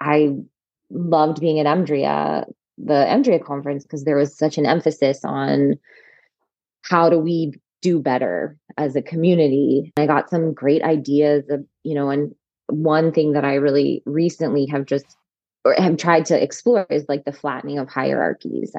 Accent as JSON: {"language": "English", "region": "rural North Carolina", "country": "United States", "tie": "born or raised there", "also_born_or_lived": "Chapel Hill, North Carolina / Atlanta, Georgia", "moved": "yes", "lives_now": "West Virginia, United States", "said": "I grew up in rural North Carolina, but went to high school in Chapel Hill"}